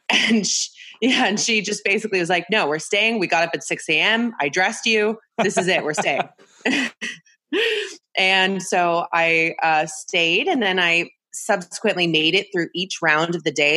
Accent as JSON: {"language": "English", "area": "Bay Area", "region": "California", "country": "United States", "tie": "born or raised there", "said": "I grew up in California in the Bay Area"}